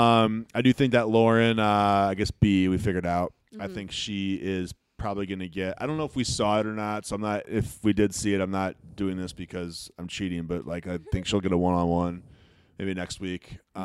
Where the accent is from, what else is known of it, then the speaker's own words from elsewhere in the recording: Dubuque, Iowa, United States; Dubuque, Iowa. It's my hometown.